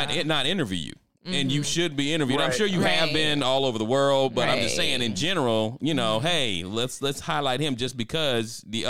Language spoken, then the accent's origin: English; the South, United States; Hey, I'm from the South, so we played football. We played football, we played basketball, we played baseball.